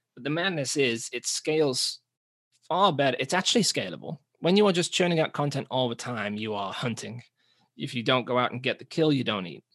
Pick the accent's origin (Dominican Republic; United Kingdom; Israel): United Kingdom; England; moved away as an adult; now in New Zealand; we're from England, but we're living in New Zealand